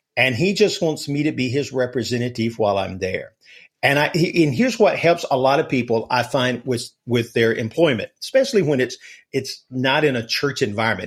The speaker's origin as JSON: {"language": "English", "region": "Alabama", "country": "United States", "said": "I'm from Alabama, so we live and breathe football here"}